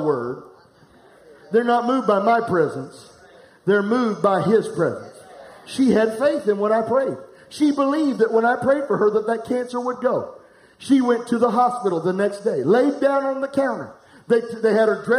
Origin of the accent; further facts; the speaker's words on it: Florence, United States; I'm from Florence.